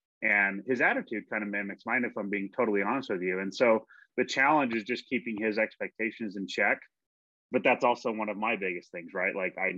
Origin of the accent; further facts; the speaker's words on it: Spokane, Washington, United States; born there; also born or lived in Southern California / Santiago, Chile; now in Ohio, United States; I was born in Spokane, Washington, bro. I've lived in Southern California. I lived in South America. I've here, Ohio.